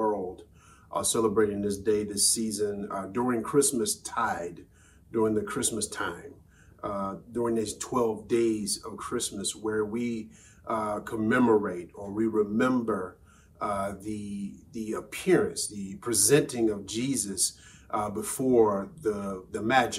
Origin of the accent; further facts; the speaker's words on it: Birmingham, Alabama, United States; my hometown of Birmingham, Alabama